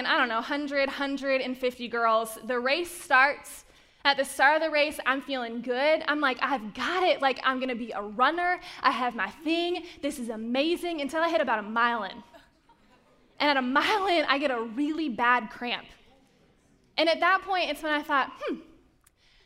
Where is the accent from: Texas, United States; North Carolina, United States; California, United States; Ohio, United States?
North Carolina, United States; Charlotte; moved away; my hometown of Charlotte, North Carolina. That is where I grew up